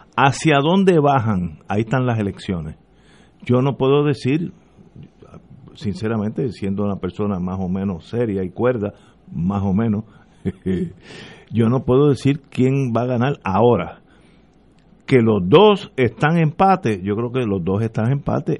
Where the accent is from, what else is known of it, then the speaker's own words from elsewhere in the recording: Puerto Rico; yo soy parte de Puerto Rico, yo no soy marciano